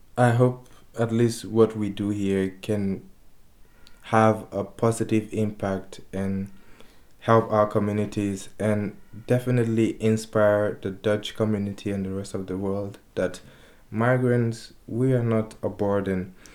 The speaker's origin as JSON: {"language": "English", "country": "Guinea", "also_born_or_lived": "Spain", "moved": "yes", "lives_now": "Amsterdam, Netherlands", "said": "I'm from Guinea"}